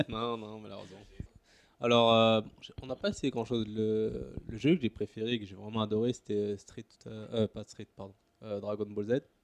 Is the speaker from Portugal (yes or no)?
no; Paris region, Île-de-France, France; moved away as an adult; now in Singapore; J'ai grandi en région parisienne